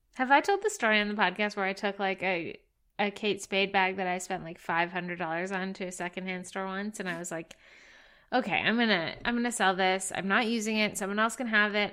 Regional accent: Alberta, Canada; moved away; I'm from Alberta, which is sort of the cowboy section of Canada

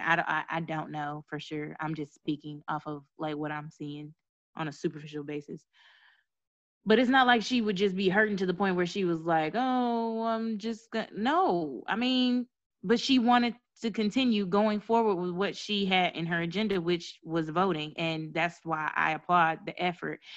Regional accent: Mississippi, United States; I'm from Mississippi

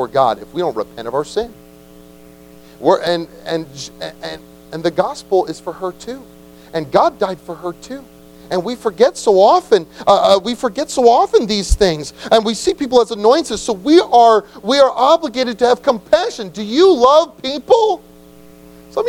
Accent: United States; we are so American

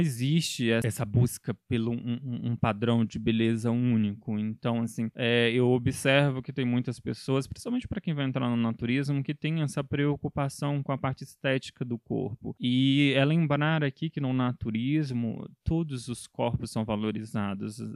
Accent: Federal District, Brazil; eu sou daqui do Distrito Federal

